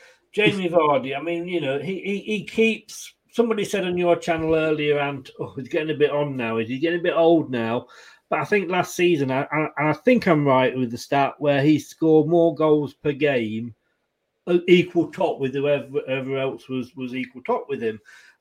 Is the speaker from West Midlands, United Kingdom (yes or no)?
no; Leicester, East Midlands, United Kingdom; born there; also born or lived in Blackpool; I was born in Leicester. I went to Blackpool, and it took me a while to get settled in, to make new friends and feel at home.